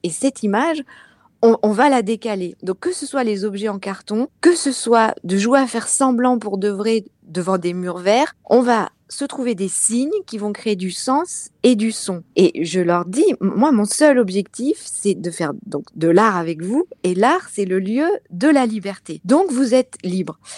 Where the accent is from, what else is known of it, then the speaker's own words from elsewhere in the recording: Clermont-Ferrand, Auvergne-Rhône-Alpes, France; moved away as an adult; also born or lived in Strasbourg; now in Paris region, France; où je suis née, à Clermont-Ferrand